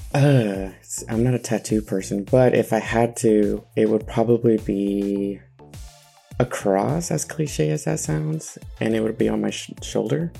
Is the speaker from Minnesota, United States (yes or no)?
no; San Francisco, California, United States; I'm 33 from San Francisco.